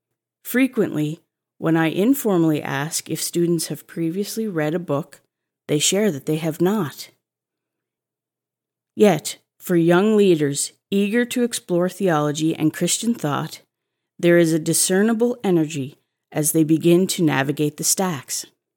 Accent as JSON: {"language": "English", "region": "Saskatchewan", "country": "Canada", "tie": "born or raised there", "said": "Growing up in Saskatchewan, I remember lounging in an antique carpeted bathtub, the kind with legs, which sat in the kids' section of my small town library."}